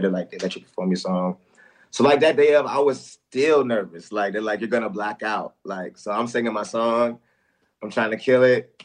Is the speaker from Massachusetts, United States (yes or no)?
no; Newport News, Virginia, United States; I'm from Newport News, Virginia